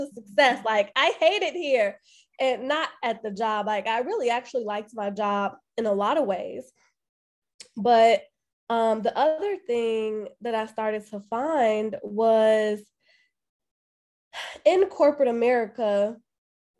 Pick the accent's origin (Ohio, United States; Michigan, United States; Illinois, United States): Illinois, United States; Chicago; moved away as an adult; now in Atlanta, United States; I am originally from Chicago. So I was born and raised on the south side of Chicago